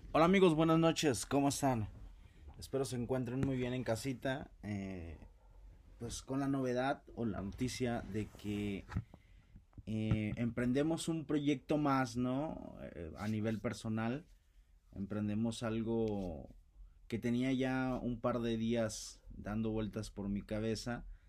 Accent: Costa Grande, Guerrero, Mexico; soy del estado de Guerrero, del bellísimo estado de Guerrero, la Costa Grande

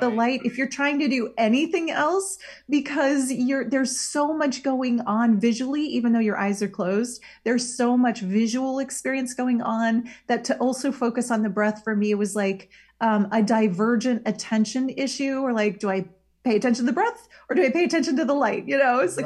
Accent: Iowa, United States; moved away; Iowa. That's my where I'm from, my home state

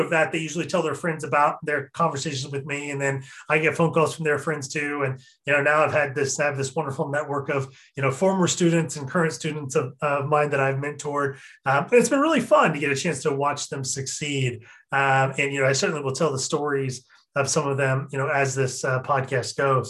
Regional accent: Eastern Washington, United States; moved away as an adult; now in Seattle, United States; I was originally from Eastern Washington

